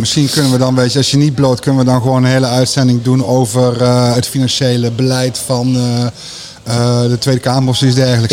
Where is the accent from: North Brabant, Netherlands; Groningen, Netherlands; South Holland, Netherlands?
North Brabant, Netherlands; Veldhoven; ik ben opgegroeid in Veldhoven.